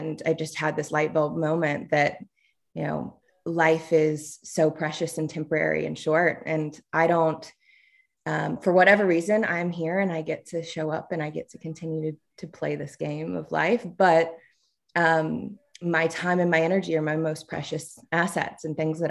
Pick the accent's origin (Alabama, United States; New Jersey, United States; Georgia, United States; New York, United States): Alabama, United States; Tuscaloosa; But I'm originally from Alabama, grew up in Tuscaloosa